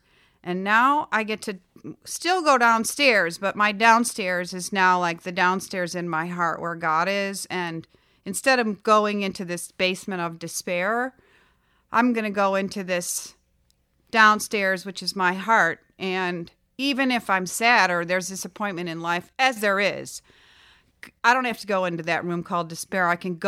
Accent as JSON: {"language": "English", "town": "Chicago", "region": "Illinois", "country": "United States", "tie": "born or raised there", "lives_now": "Florida, United States", "said": "And in Florida, we don't have basements, but I grew up in Chicago and I had a basement."}